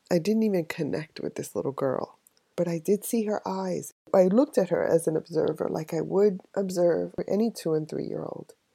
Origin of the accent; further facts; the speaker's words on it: New York City, New York, United States; I was raised in the South Bronx